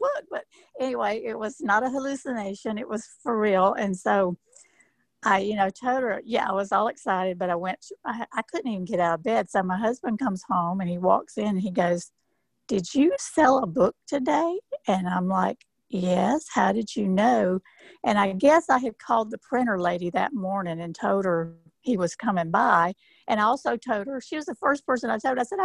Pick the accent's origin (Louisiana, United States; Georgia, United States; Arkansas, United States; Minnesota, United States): Georgia, United States; moved away; I grew up in Georgia on a farm.